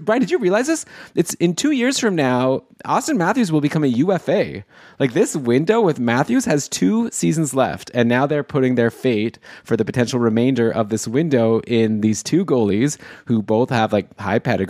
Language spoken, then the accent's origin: English; Toronto, Ontario, Canada; my hometown in in Toronto